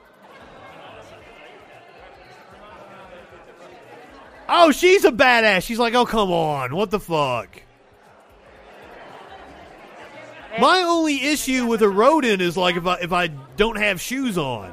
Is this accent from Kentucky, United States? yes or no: yes; Kentucky, United States; also born or lived in Appalachia; now in Alabama, United States; I am a country boy. I am from Kentucky and I'm sitting in Alabama